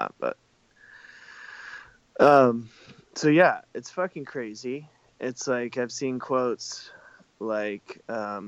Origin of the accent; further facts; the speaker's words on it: the South, United States; growing up in the South, I had to work really